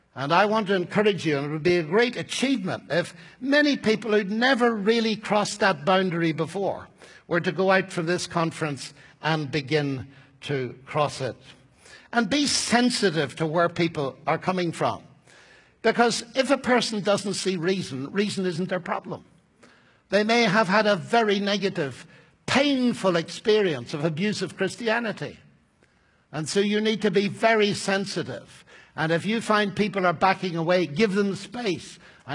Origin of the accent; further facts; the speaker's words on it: Northern Ireland, United Kingdom; I'm an Irishman, you see. So I have to watch my temperament.